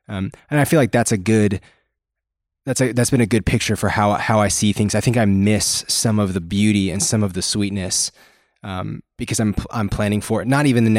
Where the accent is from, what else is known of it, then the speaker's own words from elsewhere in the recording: Canada; I am from the Great White North nation of Canada.